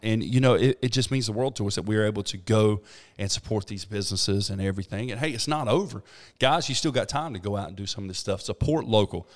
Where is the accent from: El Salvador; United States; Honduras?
United States; Thomasville, North Carolina; now in Trinity, United States; I'm from Thomasville.